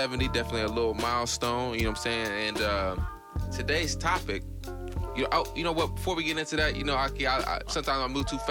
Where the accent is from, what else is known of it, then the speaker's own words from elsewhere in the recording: Evansville, Indiana, United States; moved away; travel back to Evansville, my hometown